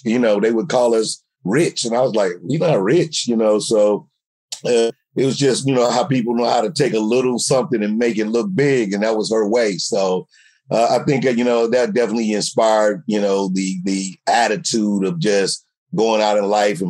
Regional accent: St. Louis, Missouri, United States; growing up in St. Louis, you got those relatives

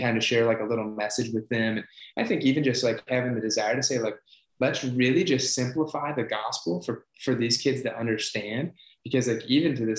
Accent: Ohio, United States; I grew up in Ohio

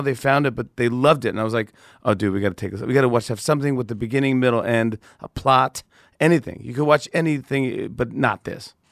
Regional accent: Saugerties, New York, United States; I grew up in Sauger Days, New York, which is upstate by Kingston, Poughkeepsie, Woodstock

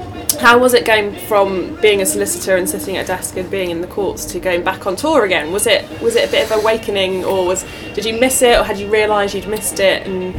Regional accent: Nottingham, East Midlands, United Kingdom; regardless, I'm from Nottingham, so I'm from the Midlands, so I could like either, to be honest.

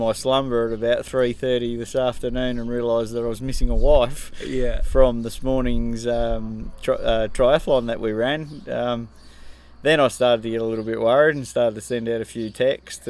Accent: Darwin, Northern Territory, Australia; I'm from Darwin in the NT, back there in Australia.

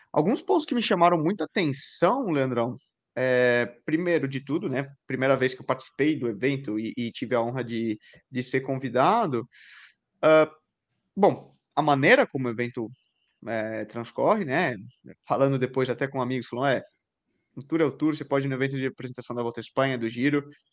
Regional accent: Brazil; nós, como brasileiro

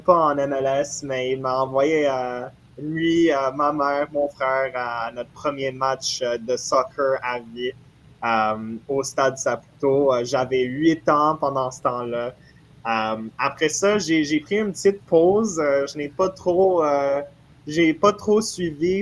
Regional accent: Montreal, Quebec, Canada; j'ai grandi à Montréal, je suis né à Montréal

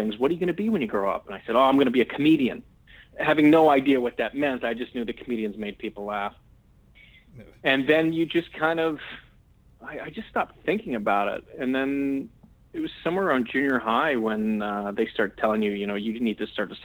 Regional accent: Edmonton, Alberta, Canada; I'm originally from Edmonton, Alberta, in Canada

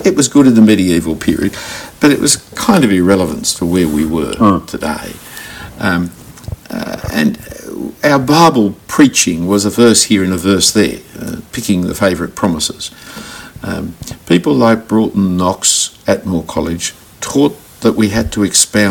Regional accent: Australia; being an Australian Christian

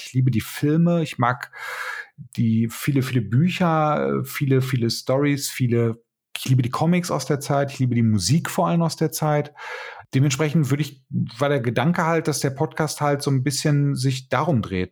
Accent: Bochum, North Rhine-Westphalia, Germany; Ja, ich komme übrigens aus Bochum. Ich bin hier tatsächlich geboren

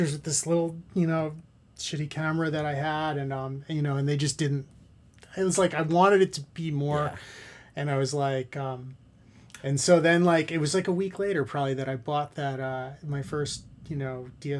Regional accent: New York City, New York, United States; I grew up in Queens

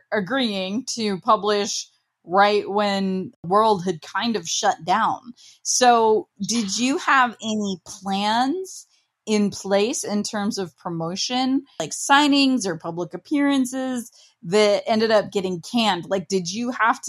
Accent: Ohio, United States; I'm from Ohio.

